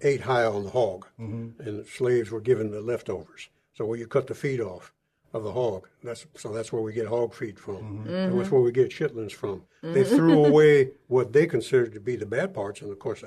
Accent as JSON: {"language": "English", "town": "San Antonio", "region": "Texas", "country": "United States", "tie": "born or raised there", "said": "I grew up in San Antonio. I was born and raised"}